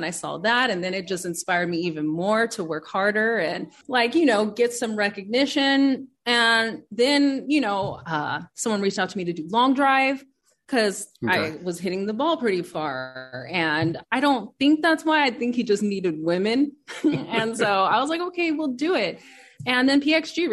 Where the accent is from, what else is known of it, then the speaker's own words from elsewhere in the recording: Inglewood, California, United States; also born or lived in Orange County, California; I grew up in Inglewood and then I also grew up in Orange County. But I preferred Inglewood better